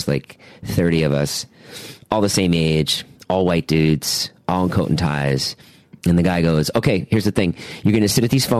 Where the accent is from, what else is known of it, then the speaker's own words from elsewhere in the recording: Boston, Massachusetts, United States; Boston area? Yeah.